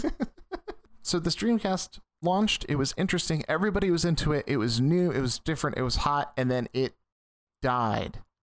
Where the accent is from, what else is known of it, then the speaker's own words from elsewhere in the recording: Midwest, United States; growing up in the Midwest